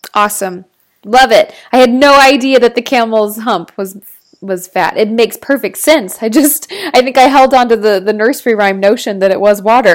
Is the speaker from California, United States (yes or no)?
no; Texas, United States; I'm from Texas